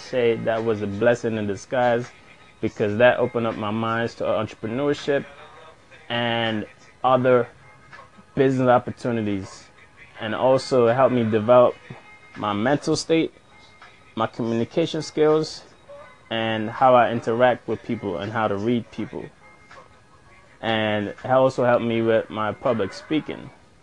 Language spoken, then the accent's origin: English; New York, United States; growing up in New York has always been a challenge for me